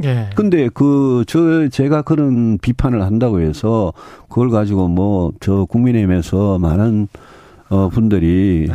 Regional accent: Yeongju, North Gyeongsang, South Korea; 저도 뭐 고향이 경북 영주고

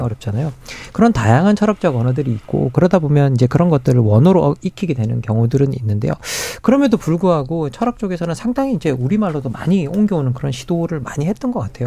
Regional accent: Gyeongsang, South Korea; now in Seoul, South Korea; 경상도 사람인데 서울에 올라와서

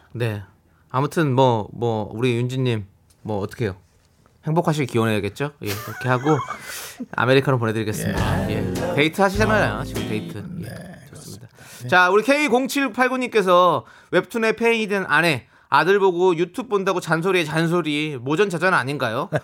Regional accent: Incheon, South Korea; 제 고향 인천으로 오셨으니까

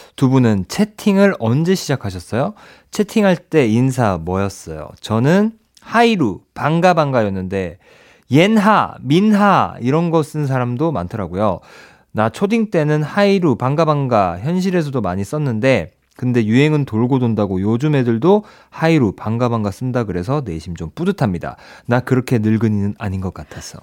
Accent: Ulsan, South Korea

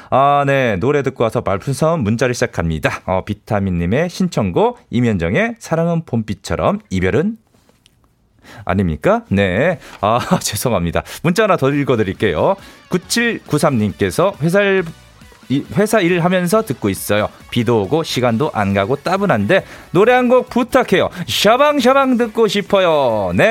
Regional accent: Daejeon, South Korea; 저도 대전이에요. 친정이에요.

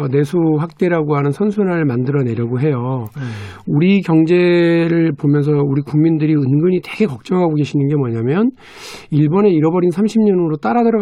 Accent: North Jeolla, South Korea; 제가 전라북도 사람인데요.

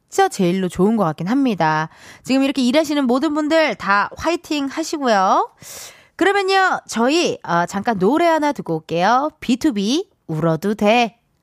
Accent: Incheon, South Korea; 눈 오는 날 인천 저기 용현시장 쪽에서 물텀벙이, 네, 물텀벙이 거리에서 제가 태어났습니다

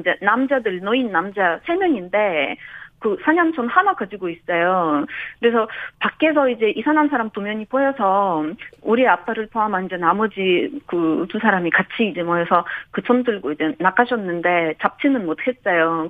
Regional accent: Ukraine; Korean is a second language; now in South Korea; 우리나라가 지금 러시아로부터 공격을 받고 있는 상황에서는

